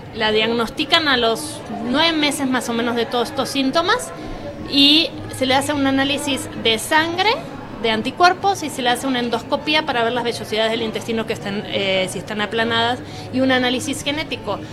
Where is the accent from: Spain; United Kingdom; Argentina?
Argentina; now in Mexico; yo soy argentina